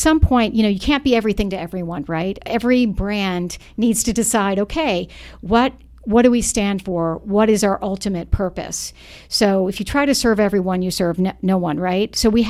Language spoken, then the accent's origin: English; Charlotte, North Carolina, United States; I'm from Charlotte, North Carolina. Mm-hmm. I grew up there